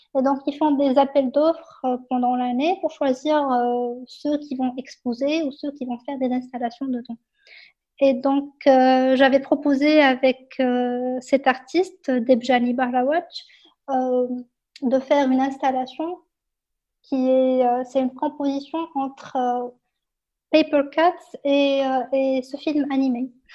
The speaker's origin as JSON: {"language": "French", "country": "Morocco", "tie": "born or raised there", "said": "mon enfance dans le Maroc"}